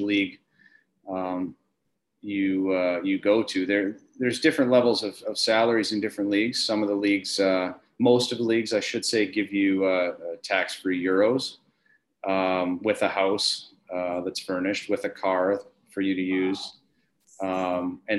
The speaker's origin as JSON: {"language": "English", "town": "Wilcox", "region": "Saskatchewan", "country": "Canada", "tie": "born or raised there", "also_born_or_lived": "Germany / Austria / Switzerland", "moved": "as an adult", "said": "I grew up in Wilcox, Saskatchewan, which is a famous kind of hockey factory"}